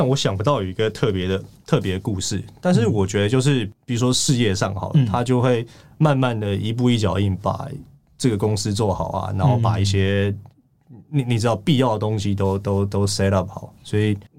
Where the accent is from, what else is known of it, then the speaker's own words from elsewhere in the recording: Taiwan; 我觉得如果是一个就是在台湾长大。然后受台湾英文教育人，我觉得我英文应该算是不错。